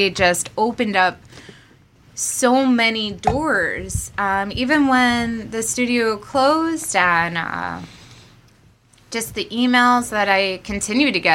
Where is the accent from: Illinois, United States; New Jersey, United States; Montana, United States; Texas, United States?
New Jersey, United States; Monmouth County; Growing up in Monmouth County, my parents were never the type to be like, hey, I'm going to put you on a train to go train in New York City